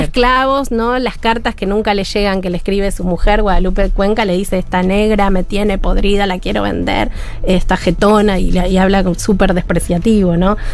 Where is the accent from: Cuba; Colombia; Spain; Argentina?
Argentina; como buena argentina